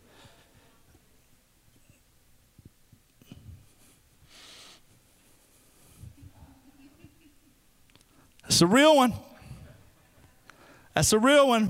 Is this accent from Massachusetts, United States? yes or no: no; Alabama, United States; I'm from Alabama